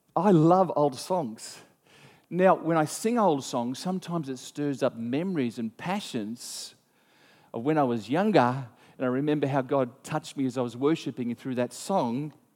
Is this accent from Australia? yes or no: yes; Australia